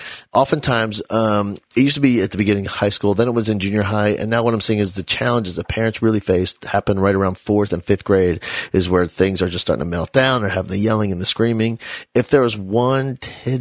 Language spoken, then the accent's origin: English; New Jersey, United States; I grew up in New Jersey, and, in that little town